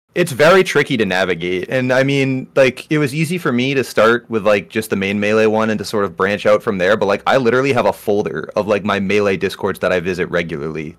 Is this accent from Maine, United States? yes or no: yes; Maine, United States; I am from Maine, and I am heavily involved in the, in the Maine melee scene